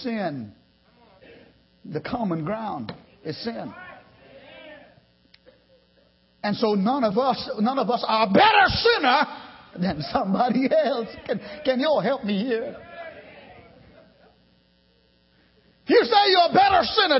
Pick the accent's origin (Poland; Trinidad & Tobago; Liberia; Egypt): Trinidad & Tobago; now in United States; I lived around the sea all my boyhood. I'm from the islands. I'm from Trinidad